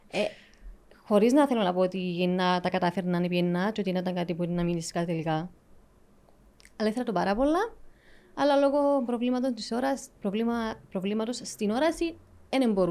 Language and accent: Greek; Nicosia, Nicosia District, Cyprus; also born or lived in Southampton, England / Liverpool, England; από τη Λευκοσία. Ε, Μάλιστα. Ε, σπούδασα νομική στο Southampton, στην Αγγλία. Όταν τελείωσα, έκανα ένα πτυχιακό στο Λίβερπουλ, ναυτιλιακά.